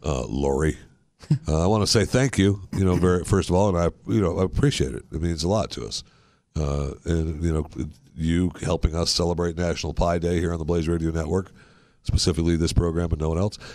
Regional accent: Michigan, United States; moved away; when I was raised in Michigan

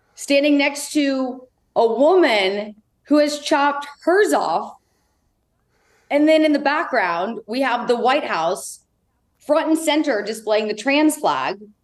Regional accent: Indianapolis, Indiana, United States; growing up in Indianapolis

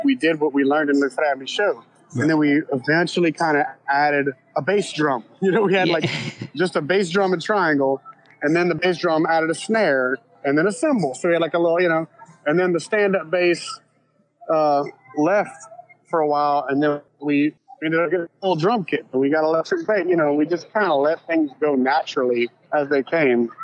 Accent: Cajun, Louisiana, United States; we're Creole, we're not Cajun because Cajun's a different thing. But we are Cajun.

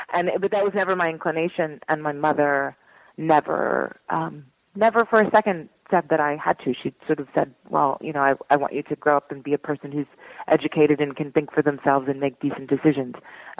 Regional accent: Philadelphia, Pennsylvania, United States; moved away as an adult; Anyway, so I grew up in Philadelphia more or less. I went to high school there. And then I moved to New York when I was 18 to go to college.

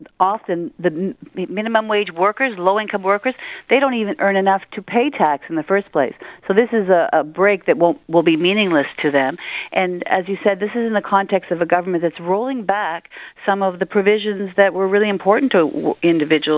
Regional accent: Hamilton, Ontario, Canada; I'm from Hamilton

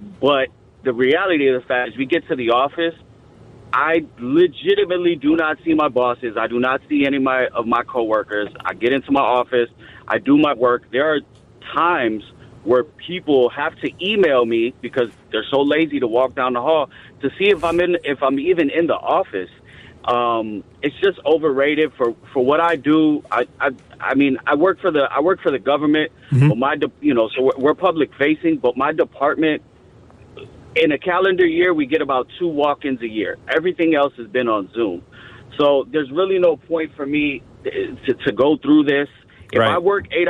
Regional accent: Chicago, Illinois, United States; moved away as an adult; I grew up, I was raised in Chicago

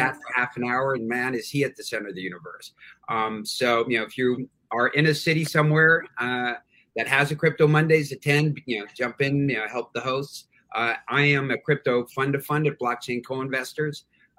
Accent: Los Angeles, California, United States; also born or lived in Sherman Oaks / New York; I grew up in Hollywood. I was actually fourth generation Hollywood.

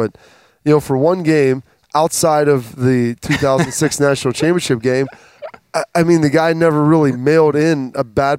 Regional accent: Ohio, United States; from growing up in Ohio and knowing 10 years of 13 years of ineptitude

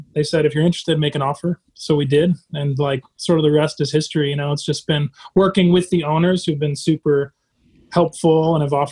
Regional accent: South Bend, Indiana, United States; also born or lived in Pontiac, Michigan; I grew up in South Bend, Mishawaka area of Indiana

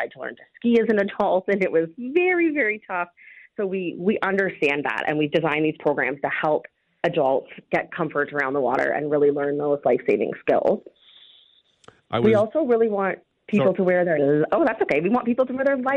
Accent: Georgian Bay, Ontario, Canada; my family, we grew up on Georgian Bay, and I mean, we were on the lake.

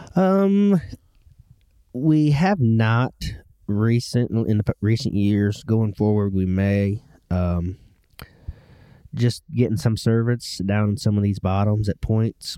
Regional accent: Ohio, United States; I grew up in Ohio

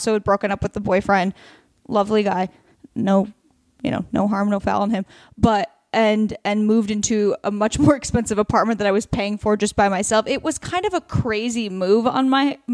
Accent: Oregon, United States; now in Los Angeles, United States; I'm from Oregon

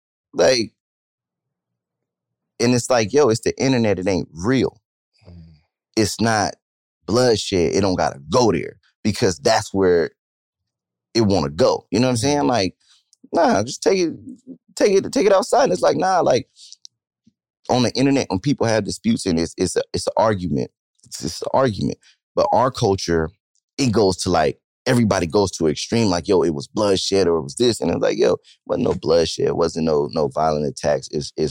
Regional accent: Stockton, California, United States; bro, I'm from Stockton, California, bro.

